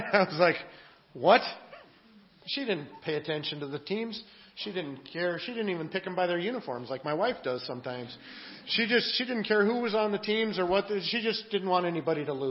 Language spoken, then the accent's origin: English; Eastern Washington State, United States; I grew up in Eastern Washington State, a small town, a farming community